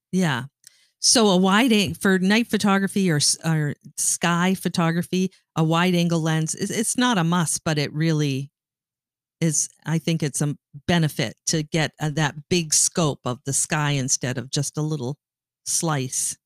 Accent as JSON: {"language": "English", "country": "Canada", "tie": "born or raised there", "moved": "as an adult", "lives_now": "Michigan, United States", "said": "I grew up in Canada and moved to Michigan when you and I got married"}